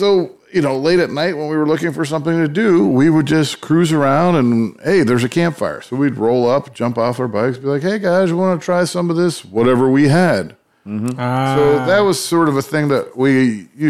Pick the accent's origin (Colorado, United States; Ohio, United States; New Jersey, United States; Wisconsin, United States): Ohio, United States; Cleveland; I'm from Cleveland